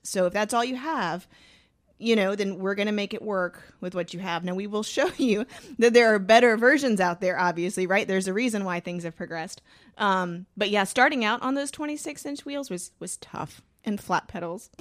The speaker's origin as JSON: {"language": "English", "region": "Georgia", "country": "United States", "said": "I'm from Georgia"}